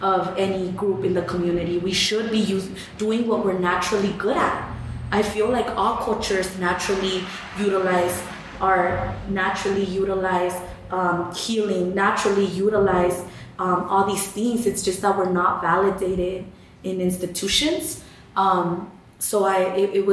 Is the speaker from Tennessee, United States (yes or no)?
no; Atwater, California, United States; moved away; also born or lived in Bay Area, California; growing up in Atwater, I didn't have access to seeing any artwork anywhere